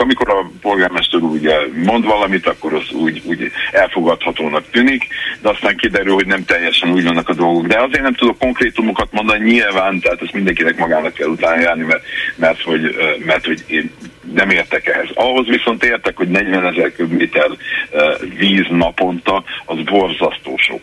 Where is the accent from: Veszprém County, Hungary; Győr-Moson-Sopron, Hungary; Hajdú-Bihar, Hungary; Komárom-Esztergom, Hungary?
Hajdú-Bihar, Hungary; Debrecen; én 53 éve tényleg itt élek Debrecenben, és nem áll Debrecenben vagyok, nem csak úgy ide költöztem, hanem itt is születtem